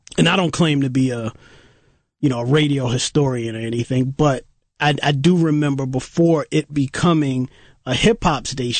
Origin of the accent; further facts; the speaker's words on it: New York City, New York, United States; being a New Yorker, we had stations, right, within New York City back then in the early 80s